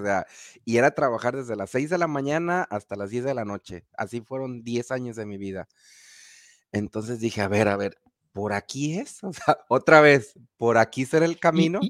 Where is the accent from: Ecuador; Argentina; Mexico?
Mexico; Guadalajara, Jalisco; de México, de la ciudad de Guadalajara, Jalisco, para el occidente de la República Mexicana